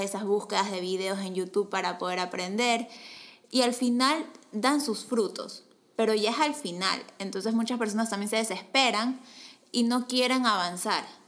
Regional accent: Ecuador; soy de Ecuador

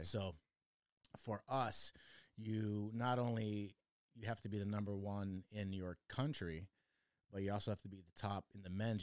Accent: Oregon, United States; also born or lived in Chicago, Illinois; I grew up in Oregon

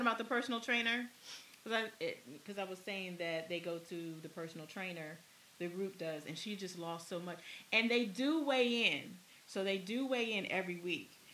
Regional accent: Maryland, United States; I'm from Maryland. So I know what Maryland crab tastes.

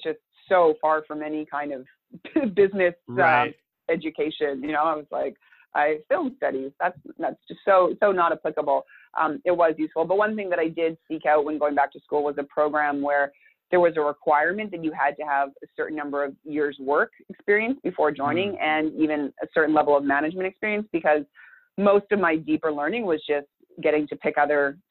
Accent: Thunder Bay, Ontario, Canada; moved away as an adult; also born or lived in Montreal, Canada; now in Santa Barbara, United States; as a person growing up in Thunder Bay, I was so excited to move to Montreal, the big city

